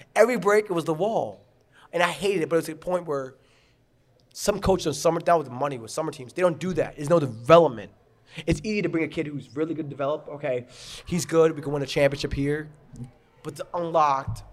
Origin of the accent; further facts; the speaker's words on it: Garden City, New York, United States; I grew up in Garden City